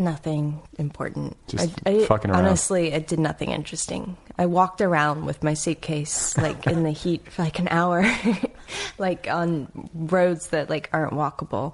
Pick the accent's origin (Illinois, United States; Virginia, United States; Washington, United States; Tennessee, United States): Virginia, United States; Midlothian; also born or lived in Charlotte, North Carolina; now in Richmond, United States; I was born and raised outside of Richmond, Virginia, in a suburb called Midlothian